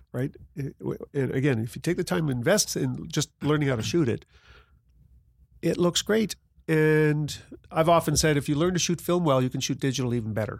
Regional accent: Grande Prairie, Alberta, Canada; I'm from Grand Prairie

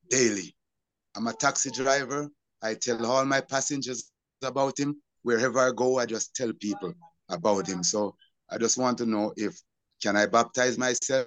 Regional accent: Jamaica; I'm from Jamaica

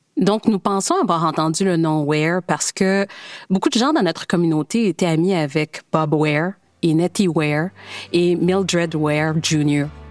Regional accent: Calgary, Alberta, Canada; notre amour des cowboys et des chevaux et de tout cet héritage avec lequel nous avons grandi à Calgary

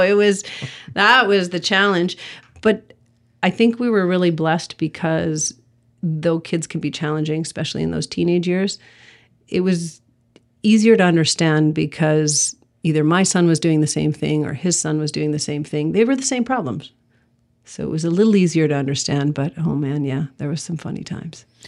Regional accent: Sudbury, Ontario, Canada; moved away; I'm from Sudbury originally.

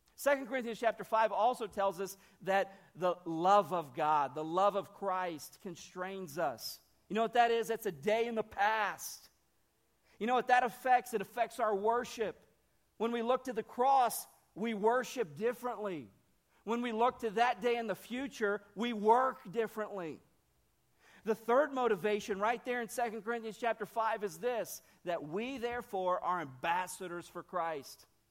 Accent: Northern Ohio, United States; moved away; also born or lived in Brazil / Nashville, Tennessee; I'm, I'm from Ohio, okay? Northern Ohio

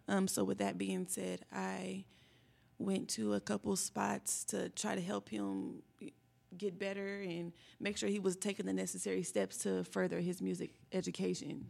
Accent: Indianapolis, Indiana, United States; also born or lived in Lawrence, Indiana; I am from Indianapolis, Indiana, born and raised

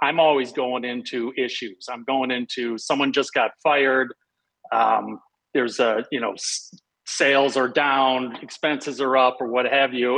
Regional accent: Detroit, Michigan, United States; moved away as an adult; also born or lived in Chicago; I grew up in Detroit, so I grew up with Little Caesars.

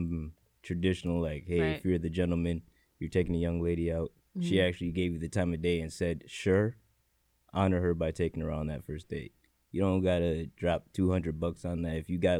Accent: New Haven, Connecticut, United States; From New Haven, Connecticut, born and raised.

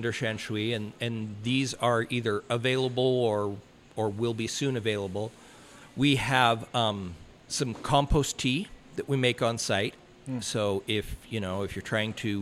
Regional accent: Canada; moved away; I'm Canadian

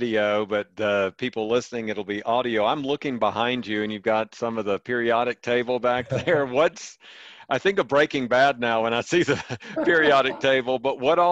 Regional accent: the South, United States; accent: Southern; my Southern accent

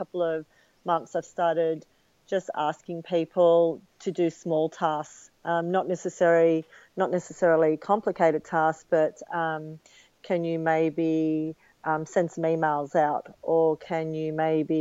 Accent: Sydney, New South Wales, Australia; also born or lived in United States; as a youngster I was a member of Manly life saving clubs

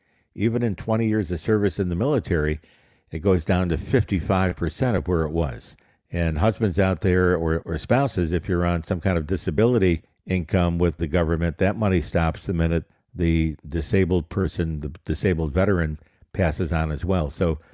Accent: United States; It's the worst I've ever seen it as an American.

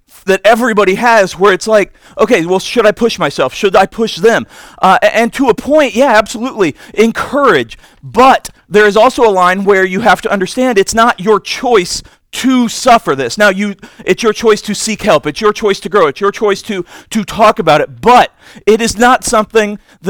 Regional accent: Indiana, United States; I'm from Indiana

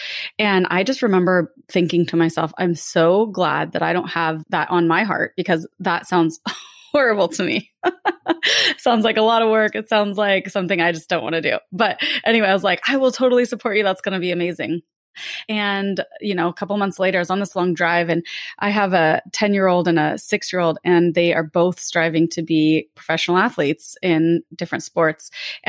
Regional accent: Lake Tahoe, California, United States; I grew up in Lake Tahoe, California.

